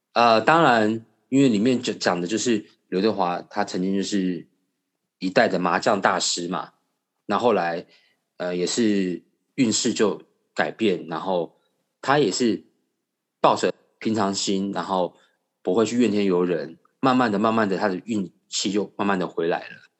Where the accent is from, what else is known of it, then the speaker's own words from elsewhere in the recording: Taiwan; 我们家是外省人，那从小在眷村长大